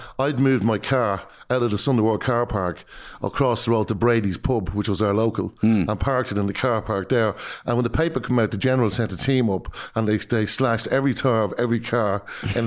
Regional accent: Drogheda, Leinster, Ireland; accent: Irish; growing up in Drogheda, in an area in Drogheda called the Leek Street

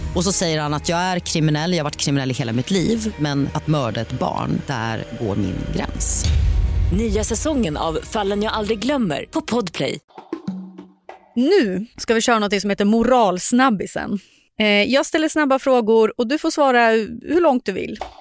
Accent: Sundsvall, Västernorrland County, Sweden; now in Stockholm, Sweden; där jag är från, i Sundsvall, där på landsbygden

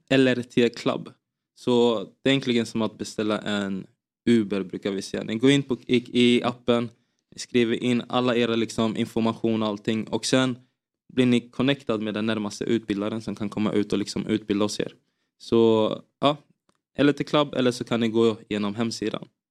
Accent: Finspång, Östergötland, Sweden; Jag spelade i en uh, liten klubb i, FF, i, i Finspång där jag växte upp som hette FFK

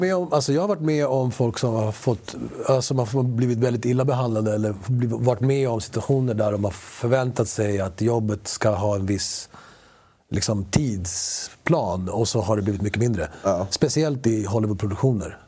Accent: Sweden; first language Spanish; Swedish is a second language; Jag började prata svenska efter jag pratade spanska som barn

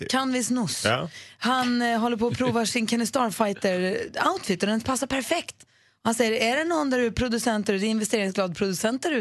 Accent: Lund, Skåne, Sweden; born or raised there

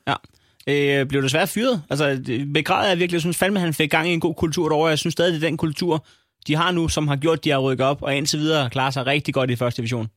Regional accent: Næstved, Zealand, Denmark; jeg kommer fra Næstved

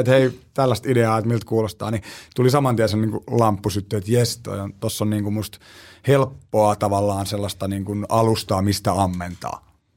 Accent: Southern Finland, Finland; mä oon täältä etelästä kotoisin

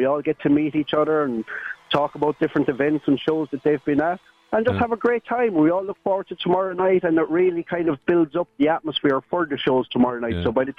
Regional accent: Ennistymon, Munster, Ireland; I'm from Ennistymon, but my shop's in Kilrush, County Clare.

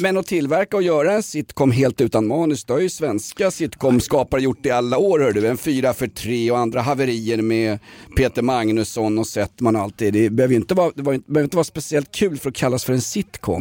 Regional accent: Stockholm, Stockholm County, Sweden; kända från Dalkärrsleden där jag växte upp ja. i. Eh, gettot i Vällingby

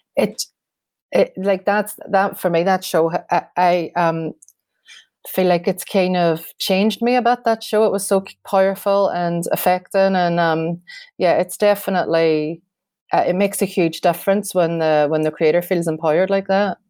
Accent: Derry, Northern Ireland, United Kingdom; Derry um and it means a lot to the, my hometown as well

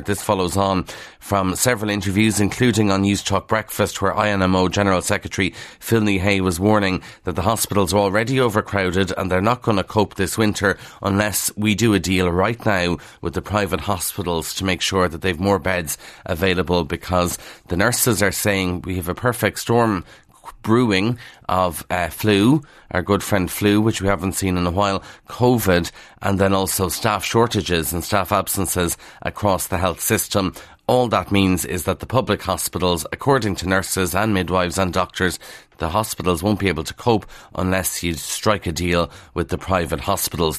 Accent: Kildare, Leinster, Ireland; accent: Kildare; that's not my Kildare accent now

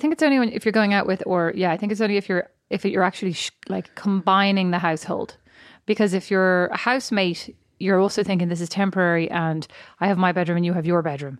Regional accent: Ireland; now in United States; I'm Irish

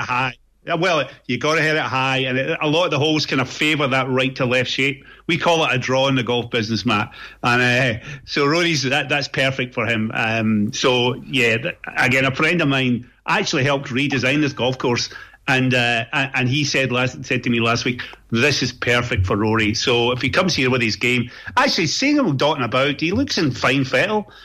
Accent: Scot, Scotland, United Kingdom; Speaking as a Scot

